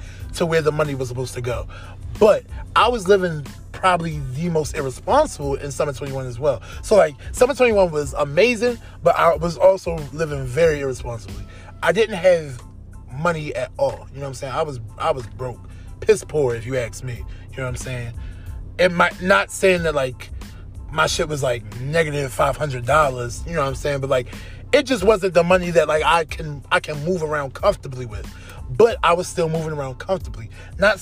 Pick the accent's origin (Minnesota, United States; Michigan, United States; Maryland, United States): Maryland, United States; Baltimore; I'm from Baltimore